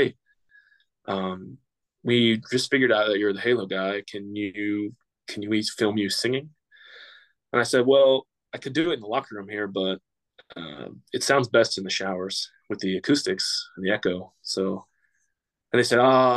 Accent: Pittsburgh, Pennsylvania, United States; I'm from Pittsburgh, I grew up a Steelers fan

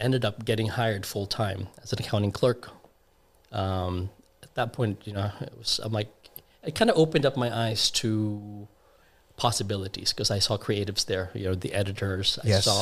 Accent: Pasadena, California, United States; also born or lived in Caloocan City, Philippines; I was raised in the States, so Pasadena.

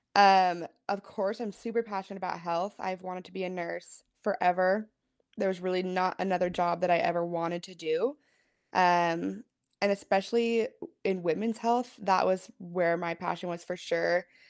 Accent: Pullman, Washington, United States; moved away; I am from Washington State. Originally, I grew up in Pullman

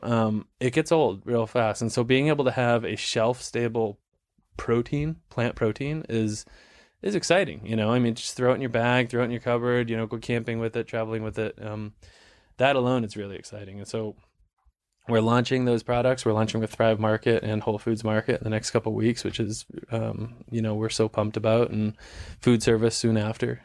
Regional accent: New England, United States; growing up in New England

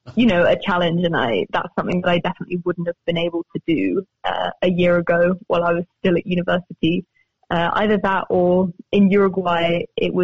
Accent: Cambridge, East of England, United Kingdom; moved away; also born or lived in Spain; I'm from Cambridge. I was born there and I went to university there and my grandmother lives there

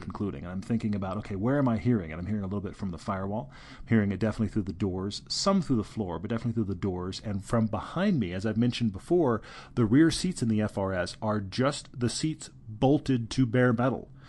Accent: Houston, Texas, United States; moved away; also born or lived in California; I grew up in Houston, Texas

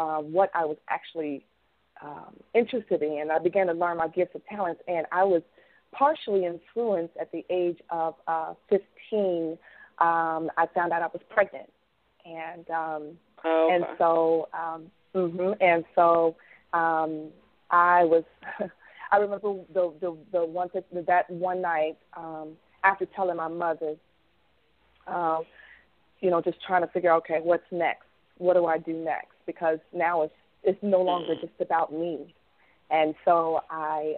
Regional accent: Covington, Kentucky, United States; I was born and raised in Jacob Price Homes, which is a project in Covington, Kentucky

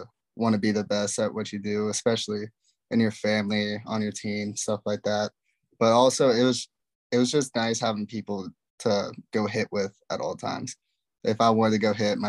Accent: Brentwood, Tennessee, United States; I was born in Brentwood, Tennessee. It's about 20 minutes south of Nashville

